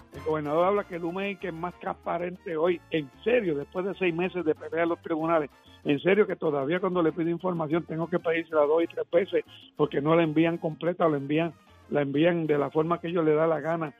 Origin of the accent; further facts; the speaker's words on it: Puerto Rico; somos el pueblo de Puerto Rico